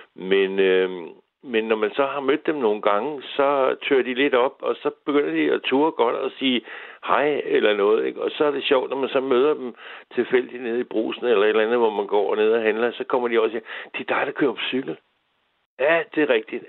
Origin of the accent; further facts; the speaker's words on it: Humlebæk, Capital Region of Denmark, Denmark; vi er danskere, eller jeg er humlebækker